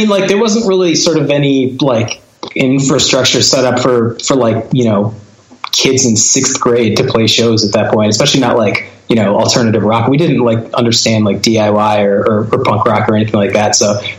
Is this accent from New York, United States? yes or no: no; Connecticut, United States; He and I grew up together in Connecticut, and like all those dumb bands I was in were with him